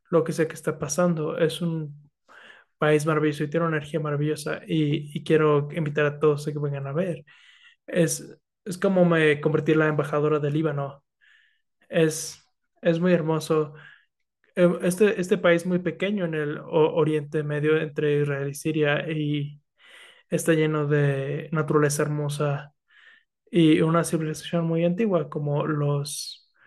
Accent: Philippines; Spanish is a second language; También los filipinos. También soy filipina, entonces.

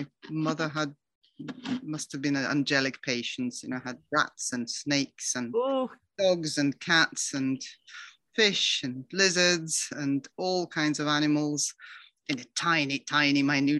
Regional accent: Moscow, Russia; Well, I thought I was living a very, very happy life in this wonderful Soviet state, which was so much better than anywhere else in the world.

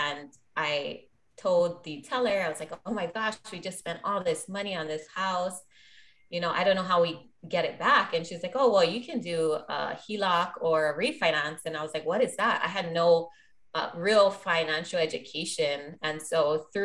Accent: Maui, Hawaii, United States; Born and raised on Maui, invest here.

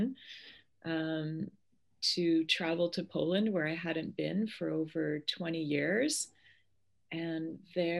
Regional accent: Toronto, Ontario, Canada; first language Polish; English is a second language; moved away as an adult; also born or lived in Western Canada / Waterloo; now in Paris, France; I was born in Toronto in Canada, and my parents emigrated to Canada after World War II.

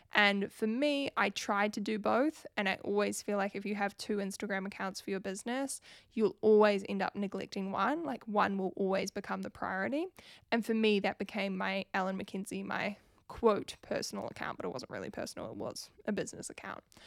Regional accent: New Zealand; if you couldn't pick up from my accent, I am from New Zealand

